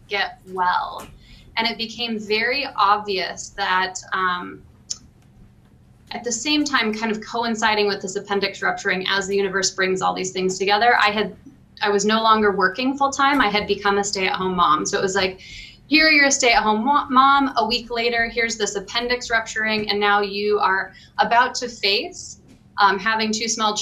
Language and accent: English; Salt Lake City, Utah, United States; moved away as an adult; also born or lived in Seattle, Washington / central Wisconsin; now in Wausau, United States; I grew up in Utah, Salt Lake City.